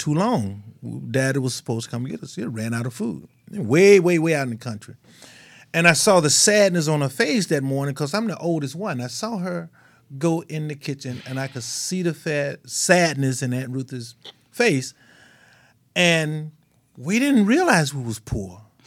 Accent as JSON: {"language": "English", "region": "Mississippi", "country": "United States", "tie": "born or raised there", "said": "I grew up in Mississippi. We just dirt poor"}